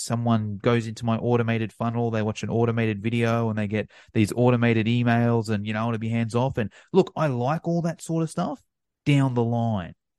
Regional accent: Australia; being Australian

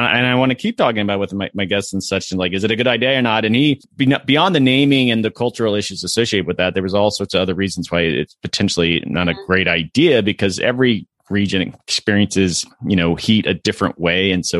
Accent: Florida, United States; You know, I grew up in Florida

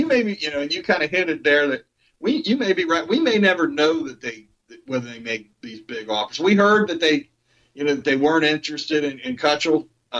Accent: Missouri, United States; but I'm from Missouri. They have to show me before I'm going to believe it.

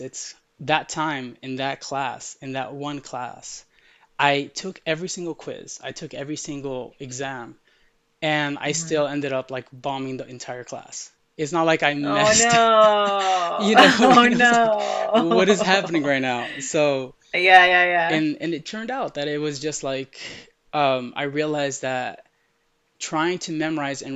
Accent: United States; first language Arabic; English is a second language; also born or lived in Middle East; the city I grew up in is 99% Hispanic

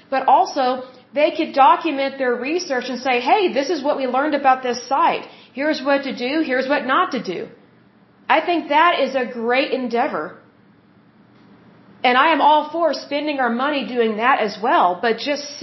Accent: United States; as American citizens

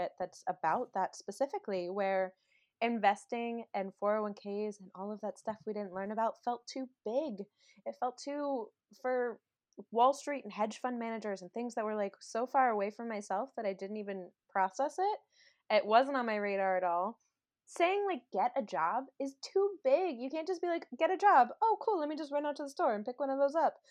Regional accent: Maryland, United States; now in Los Angeles, United States; I grew up in Maryland, and now I live in Los Angeles

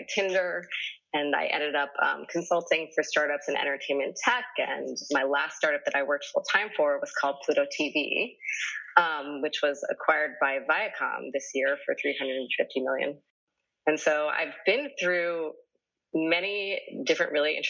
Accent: East Coast, United States; moved away as an adult; also born or lived in New York; now in Los Angeles, United States; I'm from the East Coast, and I started off as an actor

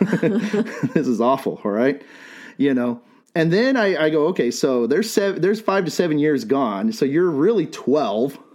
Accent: Bisbee, Arizona, United States; I'm from Bisbee

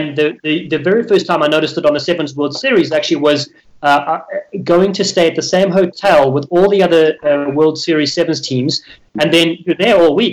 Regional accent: South Africa; moved away as an adult; now in United States; I'm from South Africa.

